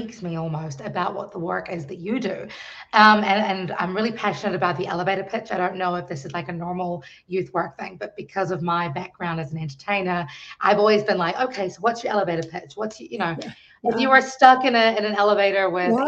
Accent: New Zealand; now in Washington, D.C., United States; I am originally from New Zealand, now living in the Washington, D.C. metropolitan area

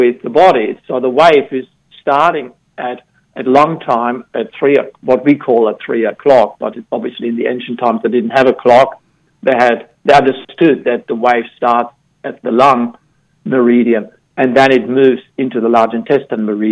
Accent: Germany; moved away; I grew up in Germany

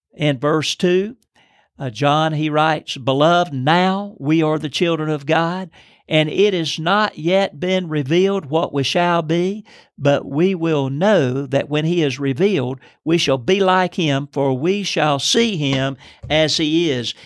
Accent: Lancaster, South Carolina, United States; I'm from Lancaster, South Carolina

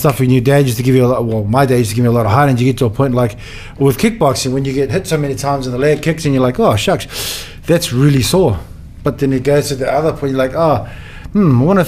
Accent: Auckland, New Zealand; also born or lived in Mount Annan, Australia; now in Sydney, Australia; I was born in St Helens in the city, but Middlemore is, you know, South Auckland where I was raised up

